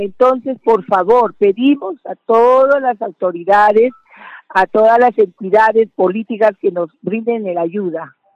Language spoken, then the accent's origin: Spanish; Bagua Grande, Amazonas, Peru; somos de Bagua Grande